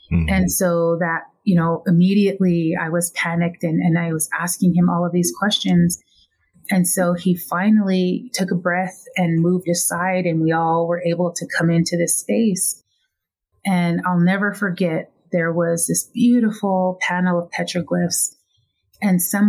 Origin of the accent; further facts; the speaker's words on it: Lapwai, Idaho, United States; now in Flagstaff, United States; Originally, I am from Lapway, Idaho, in a Nez Perce reservation